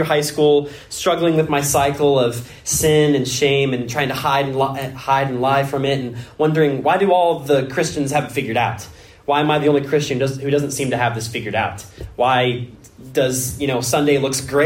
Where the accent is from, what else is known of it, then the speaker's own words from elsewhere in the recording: Washington, United States; moved away; I was born in Washington State